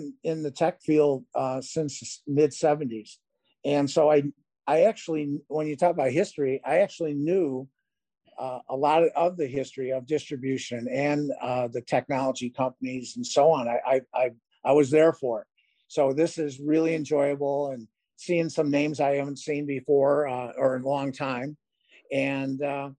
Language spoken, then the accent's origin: English; Chicago, Illinois, United States; growing up in Chicago